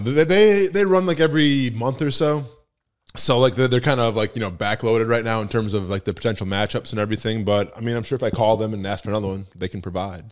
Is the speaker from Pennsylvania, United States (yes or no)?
no; Wisconsin, United States; I'm from Wisconsin